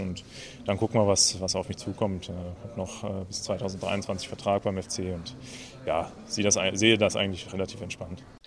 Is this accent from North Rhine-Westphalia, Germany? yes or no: yes; Cologne, North Rhine-Westphalia, Germany; mein Heimatverein, da wo ich groß geworden bin